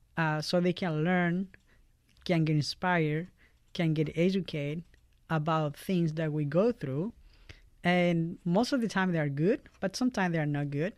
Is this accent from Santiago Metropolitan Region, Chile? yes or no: no; Valparaíso, Chile; English is a second language; moved away as an adult; now in Fort Wayne, United States; I'm from Chile, uh, all the way in South America